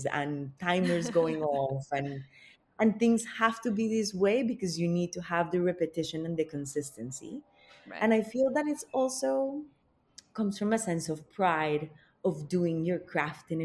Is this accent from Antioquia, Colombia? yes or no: no; Bogotá, Colombia; I grew up in Bogota, which is the capital of Colombia.